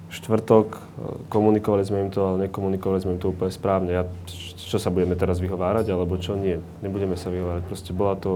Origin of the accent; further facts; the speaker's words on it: Orava, Žilina Region, Slovakia; Ja tiež nie som z Bratislavy, som z Oravy